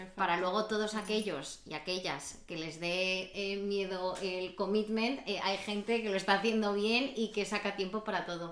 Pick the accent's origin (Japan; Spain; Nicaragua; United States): Spain; Madrid, Community of Madrid; moved away as an adult; now in Barcelona, Spain; como una madrileña que ya diría que soy catalana. Yo llevo aquí ya cinco años